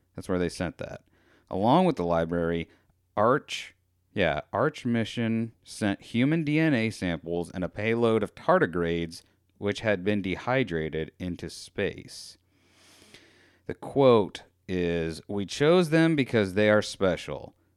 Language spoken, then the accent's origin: English; United States; I'm American